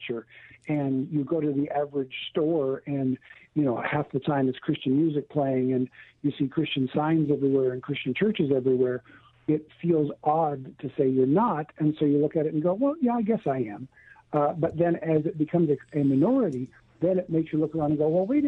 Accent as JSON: {"language": "English", "country": "Canada", "tie": "born or raised there", "moved": "as an adult", "lives_now": "California, United States", "said": "I've lived all of my life, born and raised in Canada, but lived all of my ministry life in California"}